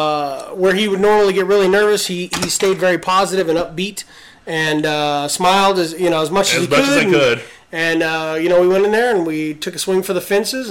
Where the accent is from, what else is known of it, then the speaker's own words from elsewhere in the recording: California, United States; and this is how you know we're from California.